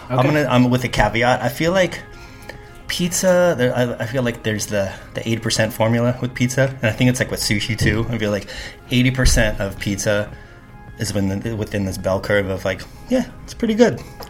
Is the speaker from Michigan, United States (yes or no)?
no; Carpinteria, California, United States; now in New York City, United States; Basically, Carpinteria, where we did our last podcast. So I moved literally from my parents' garage to New York City, and originally for 6 months, and now it's been, you know, 20 plus years.